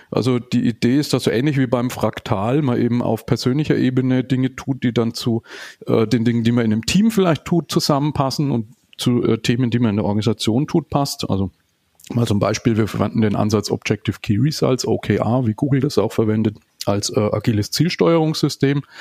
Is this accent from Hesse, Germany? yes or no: no; Nuremberg, Bavaria, Germany; äh, auch aus Nürnberg wie du, 44 Jahre, ähm, verheiratet, habe eine neunjährige Tochter, lebe auch hier in Nürnberg